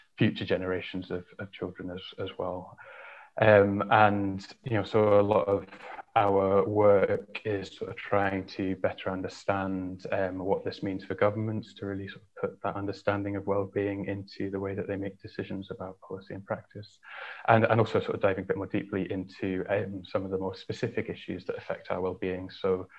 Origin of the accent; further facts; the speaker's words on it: Yorkshire and the Humber, United Kingdom; I grew up in North Yorkshire, in a small village of about 100 people.